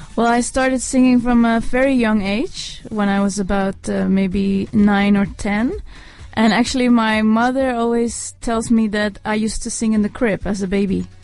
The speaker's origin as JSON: {"language": "English", "country": "Netherlands", "tie": "born or raised there", "said": "I was born and raised in Holland"}